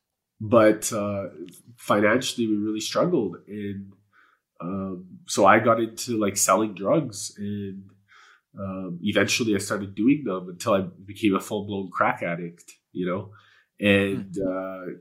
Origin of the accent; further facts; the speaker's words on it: Edmonton, Alberta, Canada; first language Polish; English is a second language; Edmonton was where I was born. It was where I was raised.